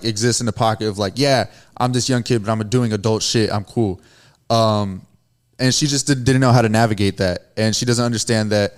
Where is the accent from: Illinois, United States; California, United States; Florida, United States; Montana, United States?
California, United States; Chula Vista; I grew up here in Chula Vista.